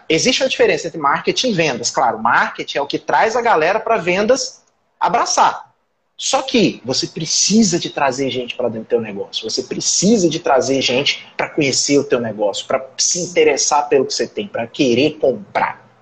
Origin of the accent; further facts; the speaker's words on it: Brazil; eu sou brasileiro